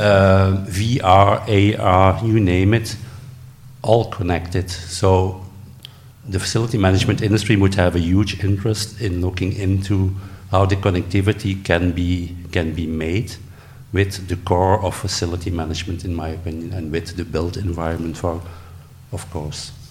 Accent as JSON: {"language": "English", "country": "Belgium", "said": "I'm from Belgium."}